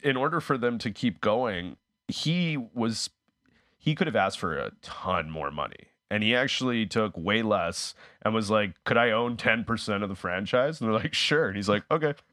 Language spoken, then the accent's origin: English; Winnipeg, Manitoba, Canada; now in Toronto, Canada; I'm originally from Winnipeg, and I'm, uh, I was living, I'm living in Toronto